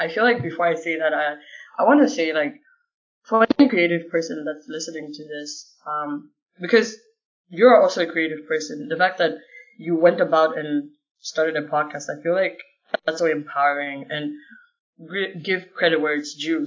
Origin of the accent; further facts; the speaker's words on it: Malawi; I'm like Southeast of Africa, Malawi